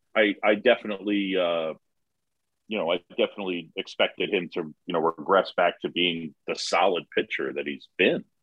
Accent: New York City, New York, United States; also born or lived in Philadelphia, Pennsylvania; I was born in Philadelphia. My parents met at Drexel. Dad's side got their hooks in me. Phillies fan. Moved to New York when I was seven. Resisted the power of the Yankees and the Mets. Um, I grew up on Roosevelt Island

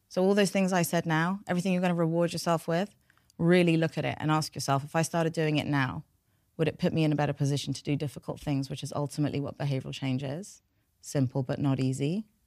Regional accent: London, United Kingdom; first language Farsi; English is a second language; also born or lived in United States; I was born here. I was born in North London

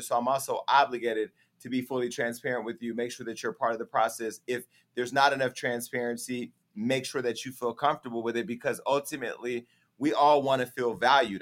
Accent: United States; moved away; My hometown right now, I had a black mayor who was a Democrat who did not serve our community. Mayor Tubbs

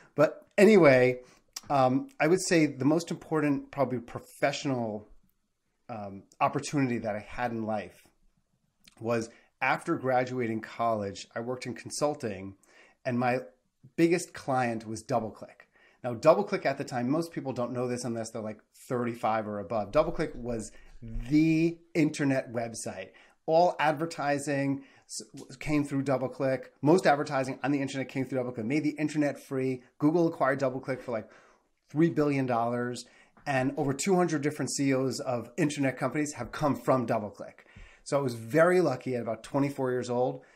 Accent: New York metro area, United States; also born or lived in Kentucky; grew up in the New York metro area

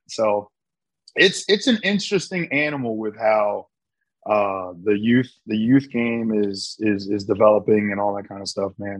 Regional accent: Midwest, United States; moved away as an adult; growing up in the Midwest

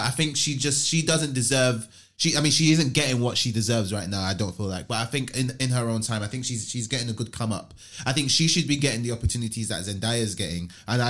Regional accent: Nigeria; I maybe it's because I'm from Nigeria

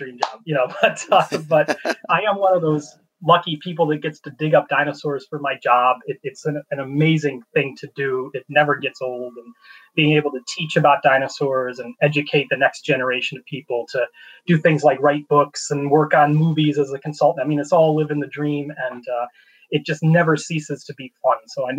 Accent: North Central Illinois, United States; moved away; North Central Illinois. So about an hour and a half south of Chicago

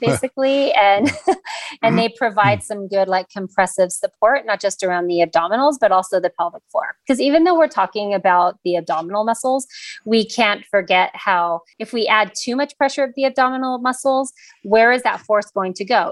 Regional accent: Los Angeles, California, United States; also born or lived in San Diego / North Carolina; I am actually born and raised in Los Angeles

